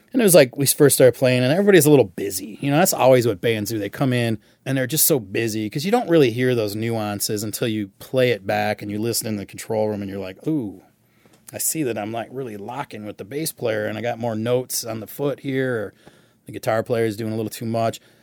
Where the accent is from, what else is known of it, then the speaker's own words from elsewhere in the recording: Michigan, United States; growing up in Michigan.